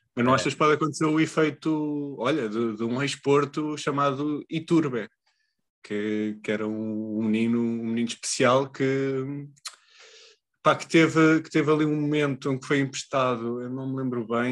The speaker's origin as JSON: {"language": "Portuguese", "town": "Leiria", "region": "Centro", "country": "Portugal", "said": "eu sou de Leiria"}